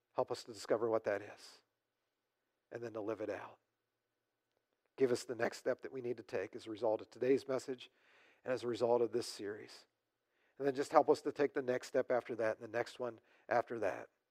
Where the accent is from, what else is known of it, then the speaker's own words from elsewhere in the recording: United States; as American Christians